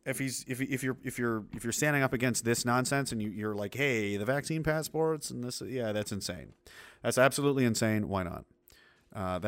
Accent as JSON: {"language": "English", "country": "Canada", "said": "I'm a Canadian. I'm a proud Canadian."}